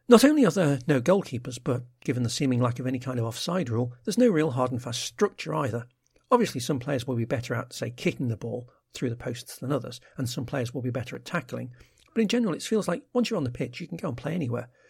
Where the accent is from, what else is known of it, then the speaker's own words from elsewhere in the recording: England, United Kingdom; As an Englishman used to soccer stadia, the first thing that became apparent wasn't so much the bars inside the stadium